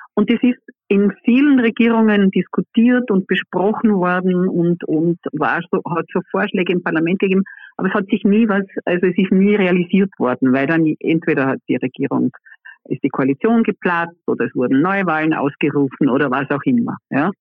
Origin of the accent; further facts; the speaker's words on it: Vorarlberg, Austria; ich bin ja aus Vorarlberg